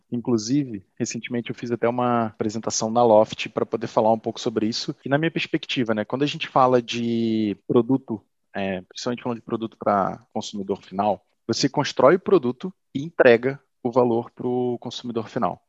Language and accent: Portuguese; Teresópolis, Rio de Janeiro, Brazil; de Teresópolis, que é a cidade em que eu nasci, e região serrana do Rio